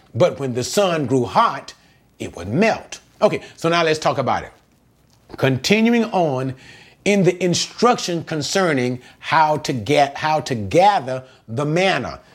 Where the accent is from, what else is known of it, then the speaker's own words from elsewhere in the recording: United States; I am an American